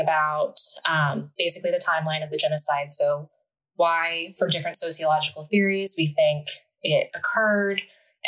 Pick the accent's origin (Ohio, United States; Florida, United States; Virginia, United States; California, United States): Ohio, United States; Delaware; I grew up pretty close to where I'm currently living. I'm from Delaware, Ohio, which is right outside of Columbus